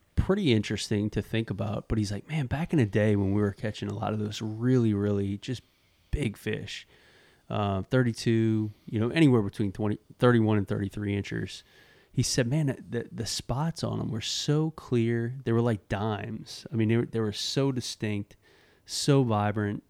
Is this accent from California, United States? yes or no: no; Metairie, Louisiana, United States; going back to my hometown of yeah, obviously New, New Orleans, Metairie